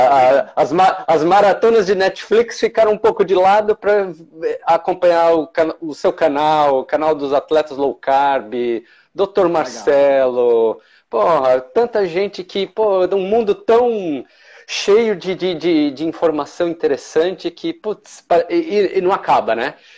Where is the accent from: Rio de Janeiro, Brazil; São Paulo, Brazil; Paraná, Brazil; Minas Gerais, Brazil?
São Paulo, Brazil; moved away as an adult; now in Blumenau, Brazil; Eu sou natural de São Paulo, né? Eu morei quase minha vida toda lá. E em 2004 me mudei aqui para o sul, né? Para Blumenau